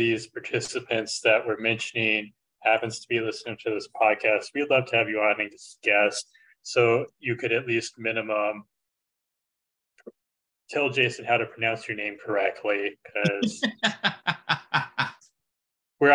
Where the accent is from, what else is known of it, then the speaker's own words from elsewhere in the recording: Tennessee, United States; We're from Tennessee, spelled with an E, but pronounced with an I, Tennessee.